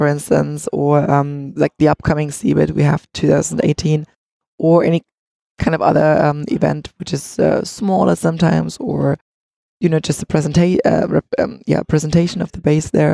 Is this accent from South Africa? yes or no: no; Leipzig, Saxony, Germany; we're all from Leipzig